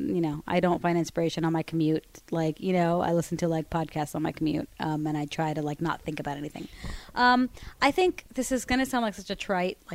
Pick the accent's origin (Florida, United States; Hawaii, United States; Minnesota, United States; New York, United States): Florida, United States; Miami; I grew up in Miami